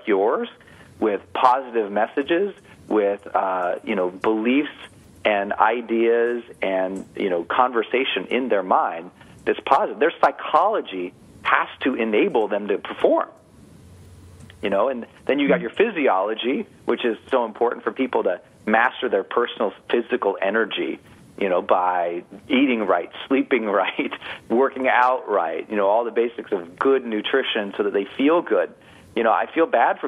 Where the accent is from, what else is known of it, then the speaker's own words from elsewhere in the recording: Montana, United States; I'm from Montana, from an Irish mining town